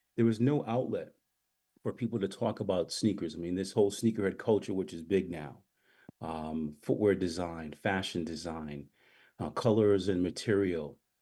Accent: U.S. Virgin Islands; moved away; also born or lived in St. Thomas, US Virgin Islands / Massachusetts, United States / Brooklyn, New York, United States; Born in St. Thomas, grew up in St. John, commuted every day by boat.

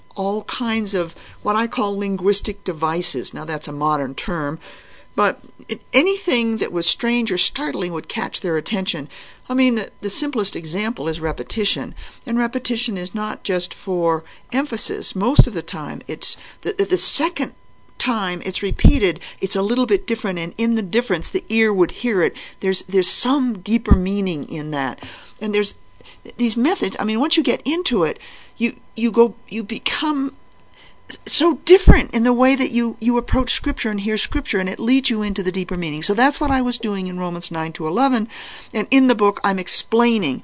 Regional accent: New England, United States; I was brought up as a Unitarian in New Mexico, not in New Mexico, in New England. I came from New England

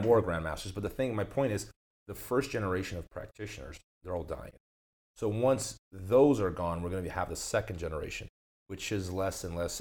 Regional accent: Brazil; moved away; I grew up in Brazil

